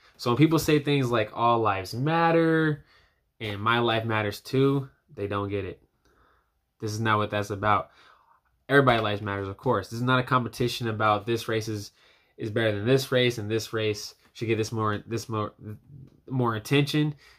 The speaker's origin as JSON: {"language": "English", "country": "United States", "said": "as a young black man, as an American citizen"}